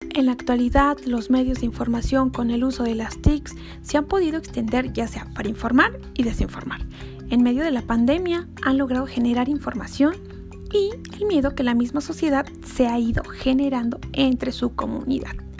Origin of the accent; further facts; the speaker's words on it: Mexico; como mexicanos ingeniosos